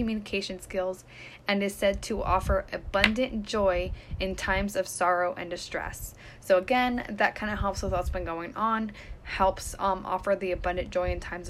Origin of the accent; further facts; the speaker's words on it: California, United States; moved away; I'm from California, where I was 15 minutes, 20 minutes away from the ocean